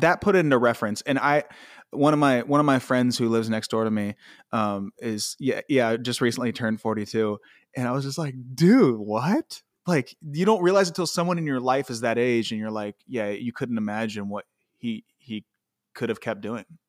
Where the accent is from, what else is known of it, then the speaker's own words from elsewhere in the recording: Ohio, United States; now in Los Angeles, United States; I'm from Ohio, and I, I came out here